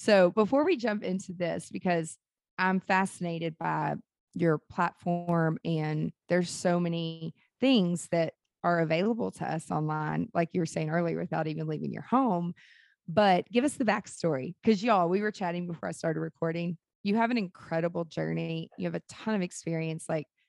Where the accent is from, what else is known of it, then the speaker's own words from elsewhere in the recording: Nashville, Tennessee, United States; I mean, I'm from Nashville, Music City, USA